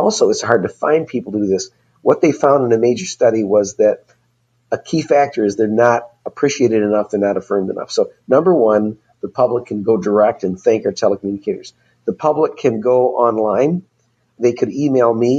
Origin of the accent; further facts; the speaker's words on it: Michigan, United States; Michigan happens to be my home state